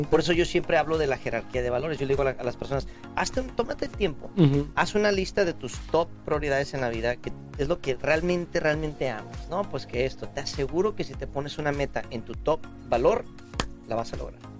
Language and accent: Spanish; Mexico; de México.